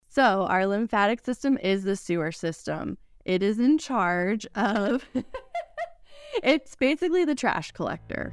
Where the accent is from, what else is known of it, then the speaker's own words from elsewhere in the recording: Fort Lauderdale, Florida, United States; moved away as an adult; now in Knoxville, United States; South Florida